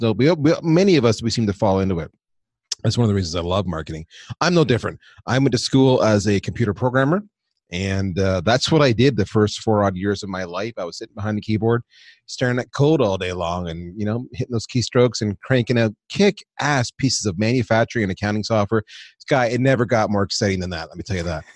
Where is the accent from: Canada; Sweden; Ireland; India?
Canada; moved away as an adult; also born or lived in United States; I'm Canadian, so I took a job in the U S